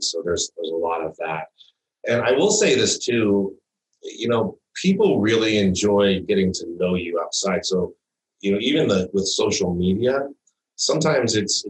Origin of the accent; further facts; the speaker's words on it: Midwest, United States; also born or lived in East Coast; I grew up in the Midwest and the East Coast learning to ski